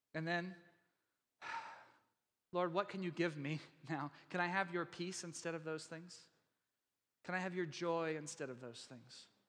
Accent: Texas, United States; I'm from Texas

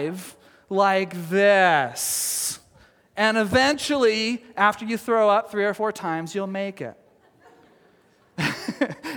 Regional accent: Texas, United States; now in Oregon, United States; I come from Texas, and we didn't have these kinds of mountains or even foothills there

